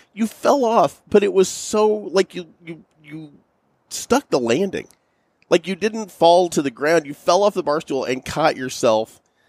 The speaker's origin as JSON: {"language": "English", "town": "St. Louis", "region": "Missouri", "country": "United States", "said": "We're from St. Louis"}